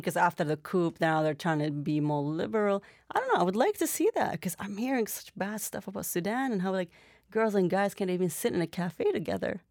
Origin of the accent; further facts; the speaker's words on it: Canada; also born or lived in Iraq / Jordan; how I grew up here in Canada